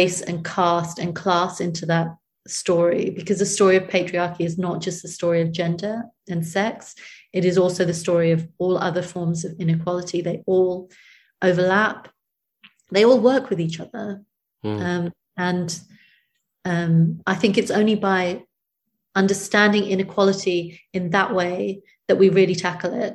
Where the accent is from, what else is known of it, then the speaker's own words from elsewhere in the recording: United Kingdom; also born or lived in India; I was born in Britain